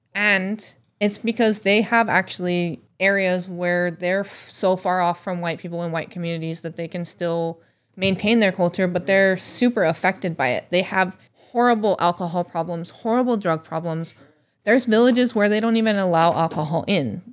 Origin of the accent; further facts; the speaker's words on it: Alaska, United States; moved away; my youth growing up in Alaska